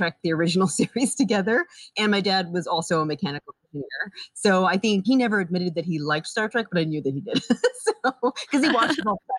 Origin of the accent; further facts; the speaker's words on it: New York, United States; moved away as an adult; also born or lived in Scotland / Boston; now in Los Angeles, United States; originally from Scotland, actually from the United Kingdom. But then I grew up in New York.